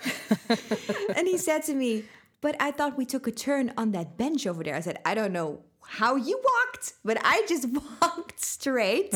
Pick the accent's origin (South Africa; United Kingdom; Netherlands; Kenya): Netherlands; moved away; also born or lived in Sweden; from the Netherlands.